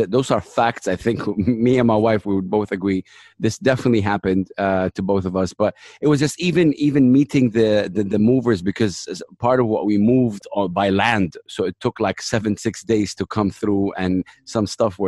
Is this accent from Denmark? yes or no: no; Jeddah, Makkah Province, Saudi Arabia; accent: American; first language Arabic; English is a second language; moved away as an adult; also born or lived in Dubai, United Arab Emirates; now in Sharjah, United Arab Emirates; we had to take some stuff that we had home from Saudi or Jeddah, my hometown, to Dubai